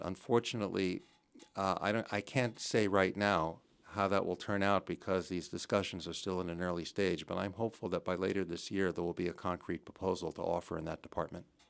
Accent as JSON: {"language": "English", "region": "New Jersey", "country": "United States", "tie": "born or raised there", "also_born_or_lived": "Connecticut / Chicago", "moved": "as an adult", "lives_now": "Belmont, United States", "said": "I'm from New Jersey originally. I grew up in New Jersey"}